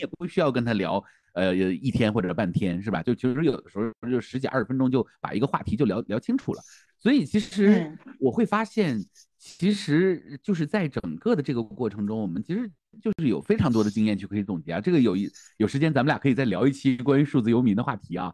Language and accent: Chinese; Northeast China, China; 因为我是东北人嘛，东北人他本身就对萨满这件事儿是不太排斥的啊，我们叫跳大神儿啊